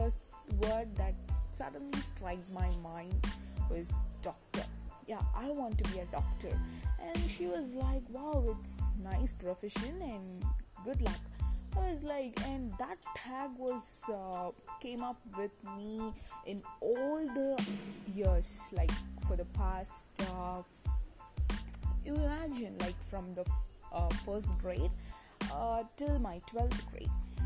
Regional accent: Coimbatore, Tamil Nadu, India; from Coimbatore

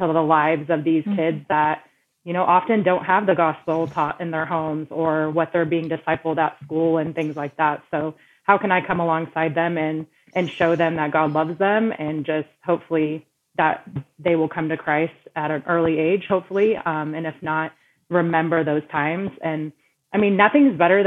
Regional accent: Texas, United States; moved away as an adult; now in Colorado, United States; I grew up in the Texas area

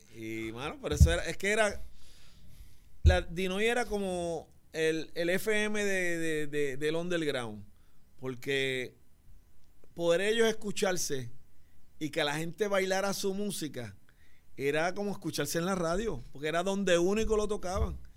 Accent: San Juan, Puerto Rico; also born or lived in Barrio Obrero / Las Margaritas; Yo soy del bar, de La Perla, me mudé al barrio obrero, jangué en las Margaritas, corrí todos los caseríos

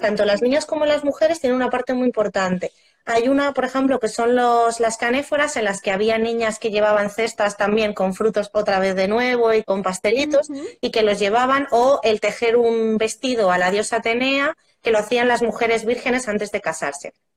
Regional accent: Roa, Castile and León, Spain; mi pueblo, yo soy de Roa de Duero

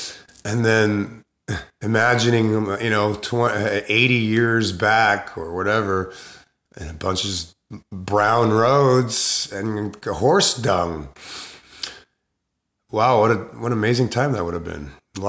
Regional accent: Sumida, Tokyo, Japan; it was such a beautiful experience growing up in Sumidaku in Honjo Azumabashi, which is right across the river in Japan, in Tokyo, in what they call Shitamachi, which is the older town.

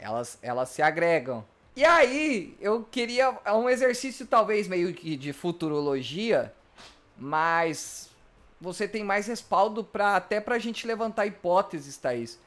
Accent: Mato Grosso, Brazil; moved away; also born or lived in Rio Grande do Sul; eu sou do Mato Grosso, um local que é sempre quente

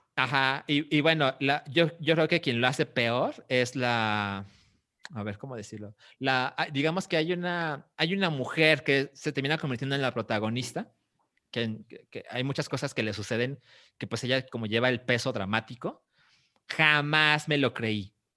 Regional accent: Mexico; como mexicanos

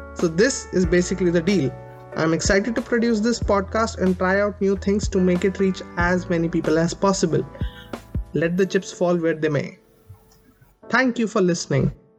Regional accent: Delhi, India; I grew up in Delhi, India

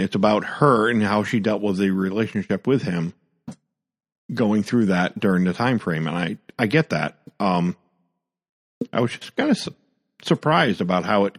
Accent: Mystic, Connecticut, United States; also born or lived in Eastern Point Road, Groton, Connecticut; I moved from Eastern Point Road to Mystic in 84.

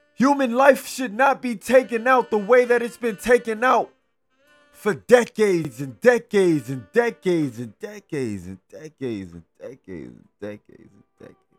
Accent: Los Angeles, California, United States; I grew up in South Central. I grew up around the area

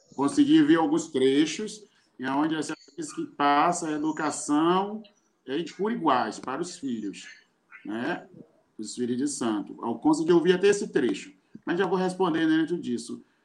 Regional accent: Salvador, Bahia, Brazil; sou de Salvador, Bahia

